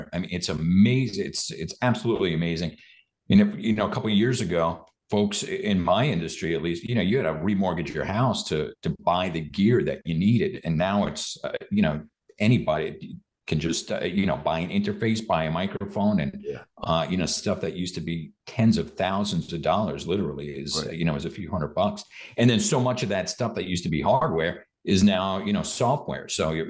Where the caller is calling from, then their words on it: Austin, Texas, United States; I'm calling in from Austin, Texas